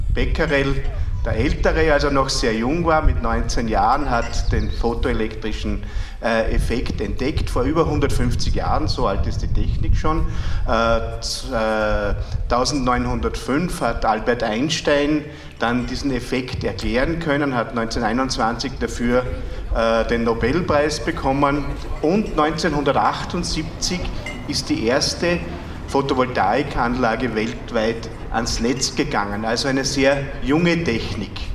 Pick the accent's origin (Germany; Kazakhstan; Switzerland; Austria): Austria; Freistadt, Upper Austria; bei uns in Freistadt im Müllviertel